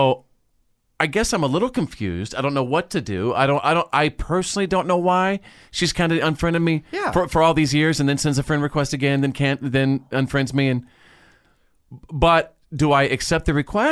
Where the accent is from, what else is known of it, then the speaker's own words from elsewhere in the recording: Wichita Falls, Texas, United States; also born or lived in Bowie, Texas; When I was a little kid, growing up in Wichita Falls, Texas, in North Texas